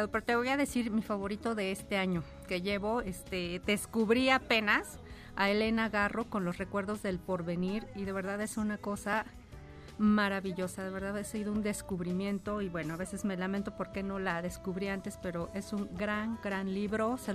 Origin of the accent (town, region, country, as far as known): Mexico